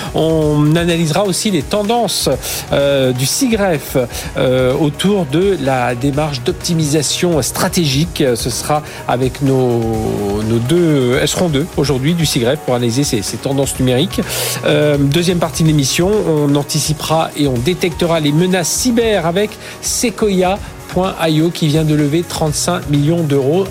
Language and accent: French; France; chez nous en France, en Europe